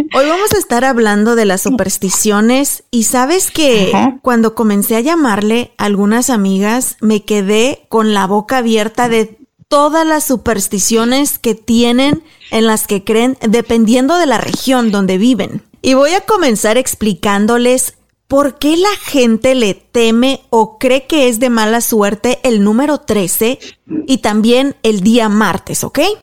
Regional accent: Mexico; moved away; nosotros como mexicanas

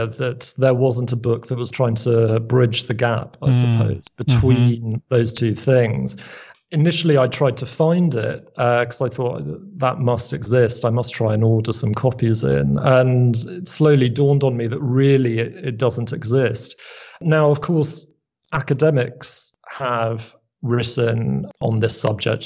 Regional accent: London, United Kingdom; I grew up in London. My dad is from Belfast. And my mum is a Scot

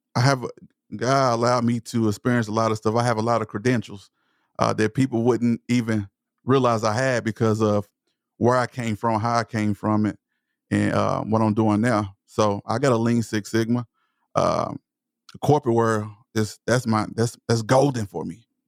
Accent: Palestine, Texas, United States; accent: Southern; I'm from East Texas. I'm from Palestine, Texas. So, I speak with a Southern accent

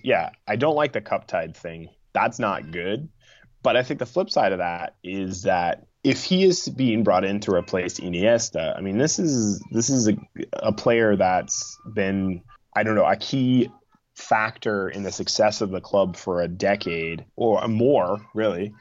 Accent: Midwest, United States; I grew up in the Midwest in the United States

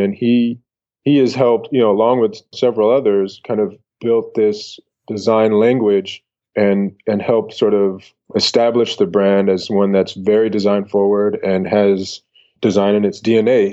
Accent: San Francisco, California, United States; moved away as an adult; also born or lived in Atlanta / Denmark; I came from San Francisco

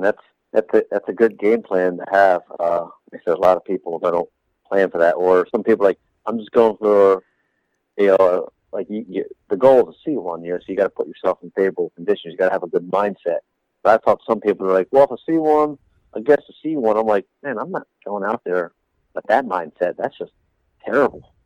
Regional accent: East Coast, United States; we're here from the East Coast. We're from flat ground

